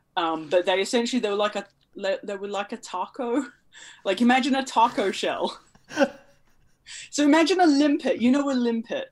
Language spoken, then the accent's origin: English; New Zealand; where I grew up in New Zealand